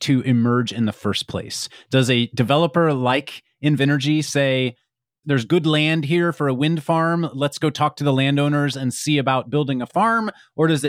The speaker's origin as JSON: {"language": "English", "region": "Kansas", "country": "United States", "tie": "born or raised there", "said": "I grew up in Kansas"}